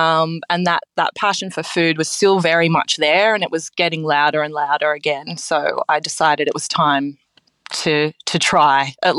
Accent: Sydney, New South Wales, Australia; also born or lived in Chippendale; I am a Sydney girl through and through. I grew up in Chippendale. My parents are still there in the house I grew up in.

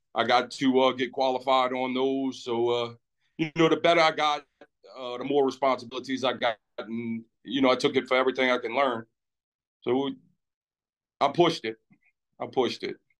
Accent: Lafitte, Louisiana, United States; been there my whole life

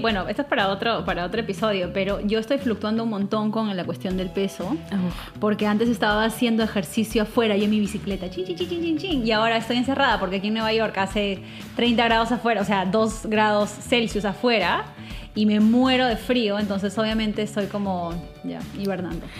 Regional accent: Peru; mi país, Perú

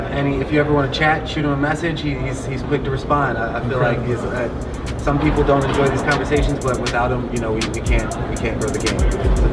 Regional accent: Philadelphia, Pennsylvania, United States; I grew up in North Philly, and I guess I had an interesting experience I was one of three black players on the team

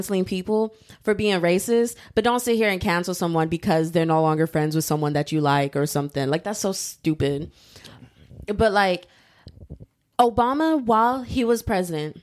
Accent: United States; I was born and raised in America

